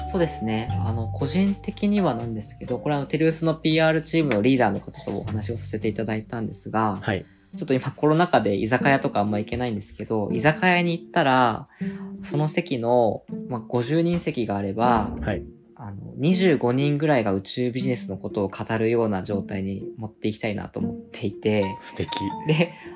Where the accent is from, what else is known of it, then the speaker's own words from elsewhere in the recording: Kumamoto, Japan; now in Tokyo, Japan; 自分が熊本出身っていうところもあって今東京にいる